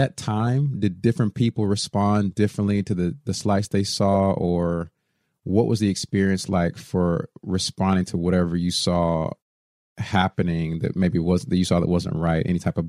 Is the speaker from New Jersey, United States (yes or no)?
no; Texas, United States; I grew up in Texas, where 10 years before me, the high school was segregated before I got there.